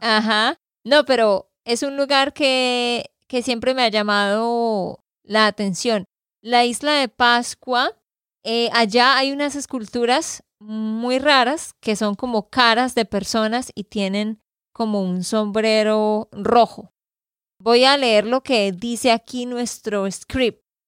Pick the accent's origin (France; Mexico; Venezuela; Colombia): Colombia; Santander; de Santander, Colombia